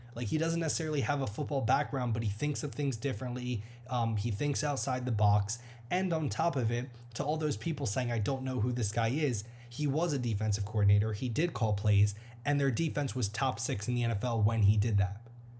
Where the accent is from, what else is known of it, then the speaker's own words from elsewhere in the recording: United States; I grew up 45 minutes outside Philly, so I know what that area is like.